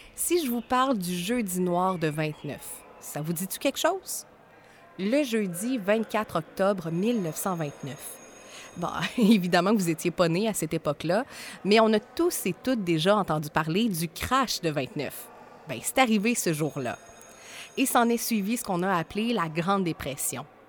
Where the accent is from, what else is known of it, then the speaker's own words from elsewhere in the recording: Trois-Rivières, Quebec, Canada; mon chez nous